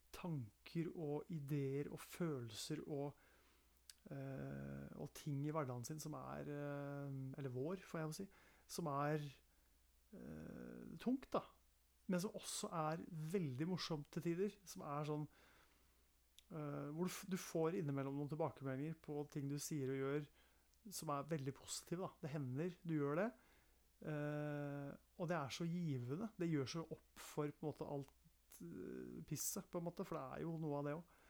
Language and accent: Norwegian; Eastern Norway, Norway; accent: Eastern Norwegian (østlandsk); also born or lived in Østfold; Hvis noen lurer på dialekten min, så kan jeg si at det er østlandsk dialekt